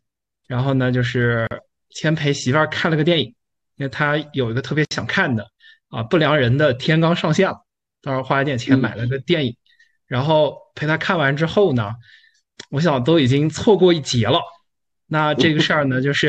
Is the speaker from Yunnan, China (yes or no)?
yes; Kunming, Yunnan, China; 我是来自昆明